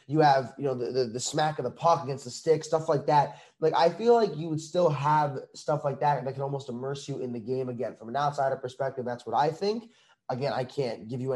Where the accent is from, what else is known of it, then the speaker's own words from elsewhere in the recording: Long Island, New York, United States; I'm from New York